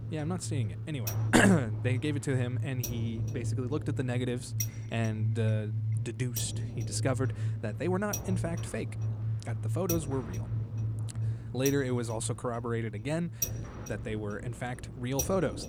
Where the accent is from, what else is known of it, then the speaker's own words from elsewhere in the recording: United States; I'm American.